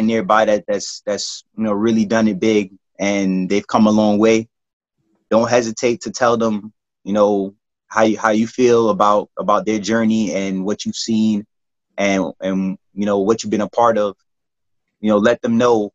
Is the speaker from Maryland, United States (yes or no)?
no; New York City, New York, United States; I'm from the County of the Kings